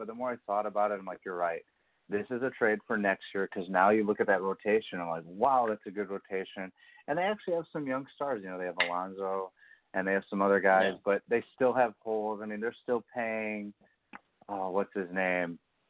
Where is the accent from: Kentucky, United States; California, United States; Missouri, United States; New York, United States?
Missouri, United States; Kansas City; It was actually in my hometown, Kansas City.